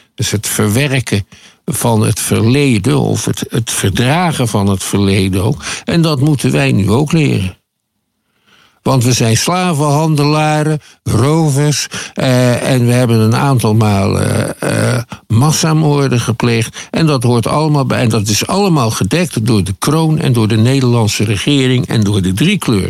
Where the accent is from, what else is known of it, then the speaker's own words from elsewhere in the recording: Netherlands; wij als Nederlanders